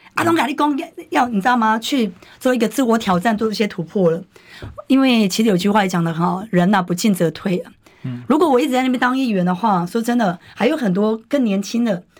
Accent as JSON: {"language": "Chinese", "region": "New Taipei", "country": "Taiwan", "tie": "born or raised there", "said": "我讲这个就是我的家，我的根，我的故乡"}